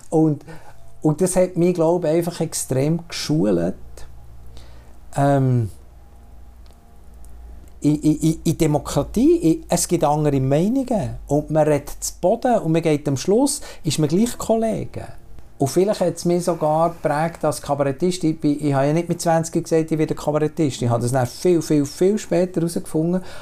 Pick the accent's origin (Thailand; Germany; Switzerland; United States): Switzerland; ich kenne die Schweiz in, in vielen Facetten. Schon rein, weil ich auf dem Land bin aufgewachsen und in die Stadt in die Schule gegangen